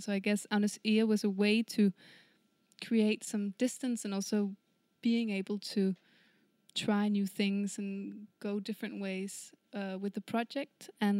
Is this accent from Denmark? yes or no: yes; Kalundborg, Zealand, Denmark; English is a second language; I come from Kalundborg.